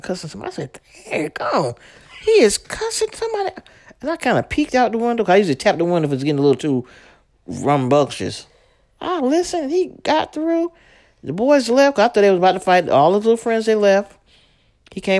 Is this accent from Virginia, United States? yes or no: no; New York City, New York, United States; me growing up in Brooklyn